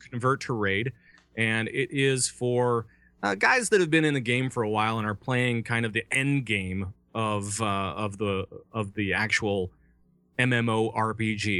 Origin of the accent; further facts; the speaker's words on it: Minnesota, United States; I'm from Minnesota